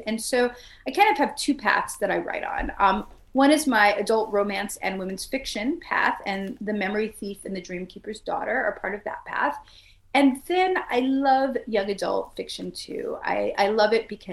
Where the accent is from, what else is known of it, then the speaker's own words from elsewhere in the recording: New York City, New York, United States; now in North Carolina, United States; I grew up in Brooklyn, New York. Now I live in coastal North Carolina